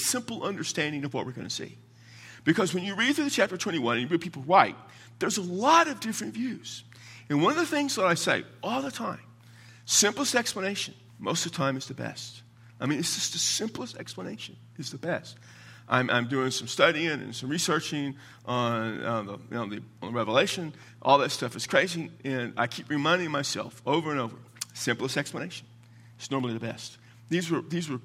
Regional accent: South Texas, United States; accent: Texas version of English; first language English; I grew up in South Texas

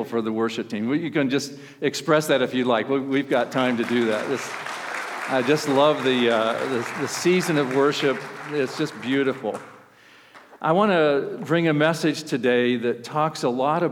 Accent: Ohio, United States; I'm from Ohio

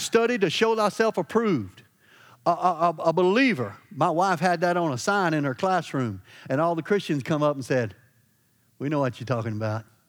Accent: Louisiana, United States; I'm from Louisiana.

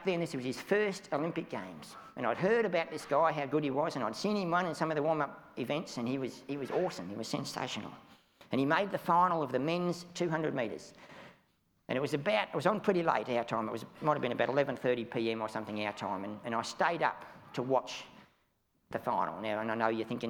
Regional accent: Australia; I'm an Australian

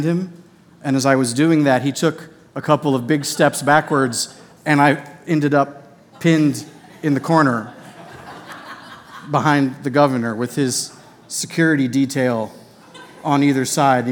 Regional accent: Boonville, Missouri, United States; I grew up in Boonville, Missouri, a town of about 8,000 people near Columbia

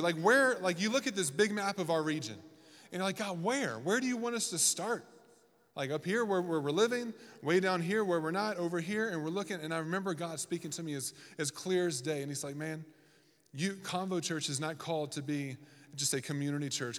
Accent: the South, United States; moved away as an adult; also born or lived in Washington, D.C.; now in Reno, United States; I'm from the South. We have pronunciations for everything that's incorrect.

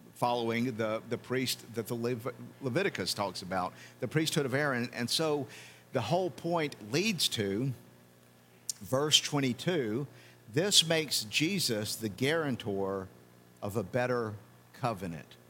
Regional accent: United States; as an American

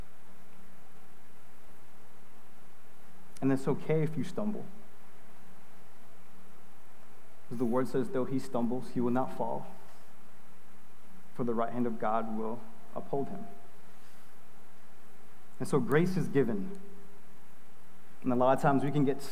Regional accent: New York, United States; I'm from New York

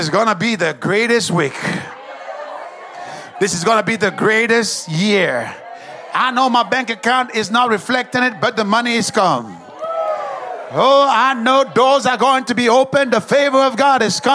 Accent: Dallas, Texas, United States; I come from Dallas, and we have the Cowboys

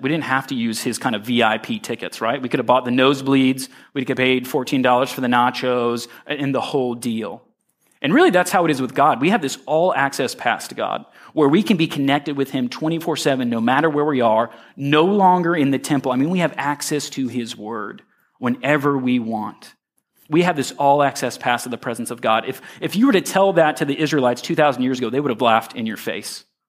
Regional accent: Royal Palm Beach, Florida, United States; when I was a young boy, I grew up in Royal Palm Beach

